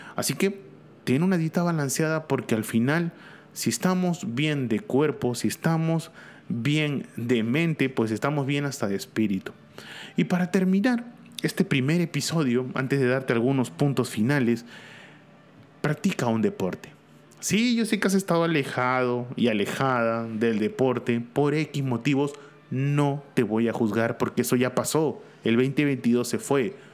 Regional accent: Peru; aquí en mi país, en Perú

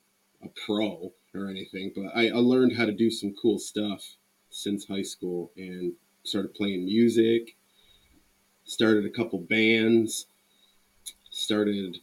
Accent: Port Huron, Michigan, United States; I'm from Michigan, Port Huron, Michigan. St. Clair County

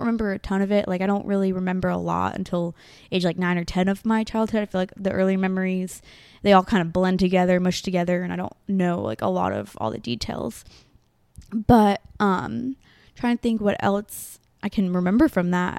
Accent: New York, United States; moved away; also born or lived in Tennessee; growing up in New York, we had a house

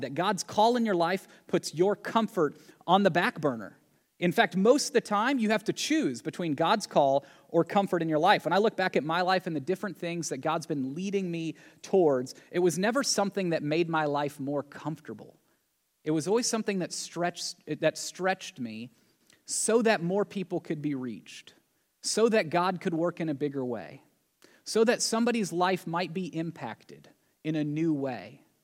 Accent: Tennessee, United States; growing up in Tennessee

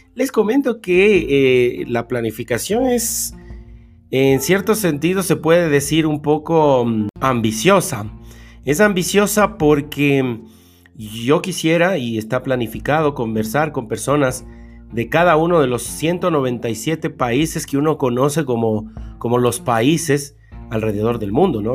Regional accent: Argentina; now in China; soy en Argentina viviendo en China

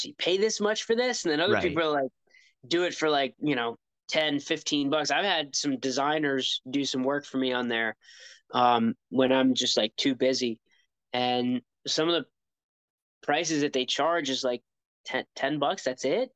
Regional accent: United States; I'm American and I take pride in being an American

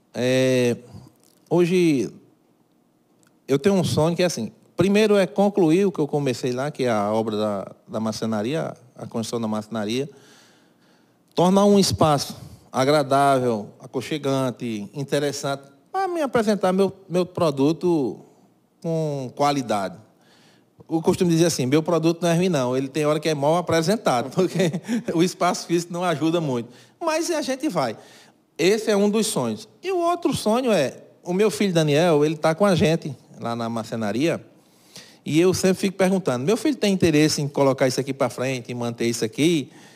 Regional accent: Cajazeiras, Paraíba, Brazil; Aqui foi onde eu nasci, cresci e vivo

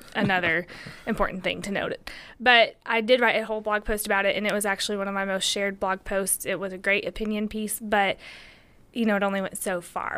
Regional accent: Tennessee, United States; also born or lived in Johnson City, Tennessee; I'm white, and I'm American from Tennessee

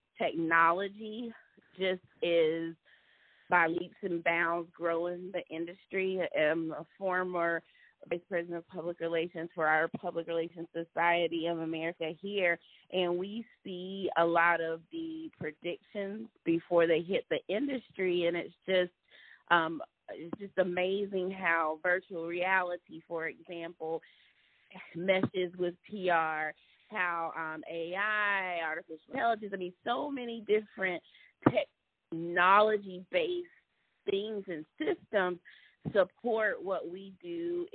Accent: Durham, North Carolina, United States; also born or lived in Hollywood, California; I was born in Hollywood, California, but grew up in Durham, North Carolina.

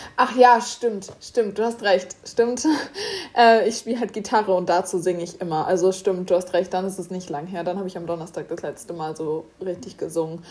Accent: Germany; wir kommen ja aus Deutschland

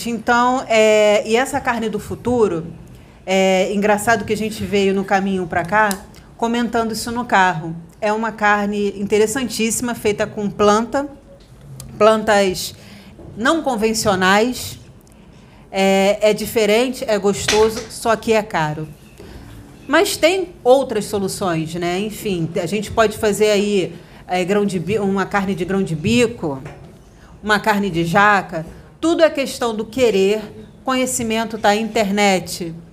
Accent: Portugal; Eu sou português.

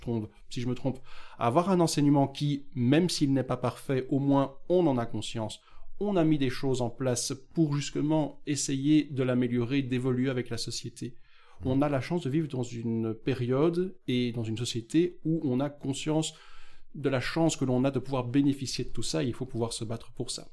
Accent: Beauvechain, Wallonia, Belgium; Je suis effectivement originaire de la même commune que toi, Beauvechain, dans l'est du Brabant Wallon

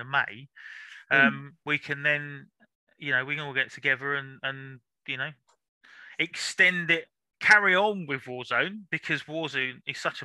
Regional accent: London, United Kingdom; moved away as an adult; also born or lived in Lambeth, South London; now in Norfolk, United Kingdom; I was born South London as well. I was born in King's College. So that's in, Lambeth, I think it is. But lived in North London until 5-6 years ago

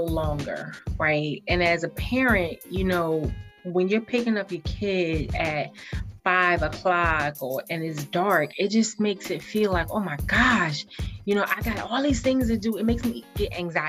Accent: the South, United States; May for me in the South, like they're out of school.

